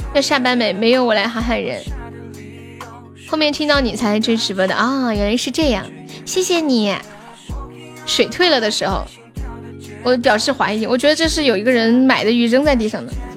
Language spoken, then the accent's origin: Chinese; Sichuan, China; accent: Sichuanese Mandarin (川普); 我是四川的